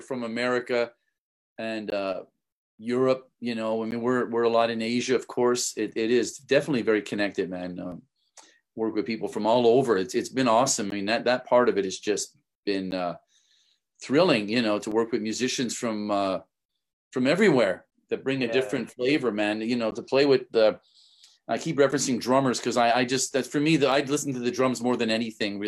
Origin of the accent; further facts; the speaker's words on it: Canada; moved away; I'm from Canada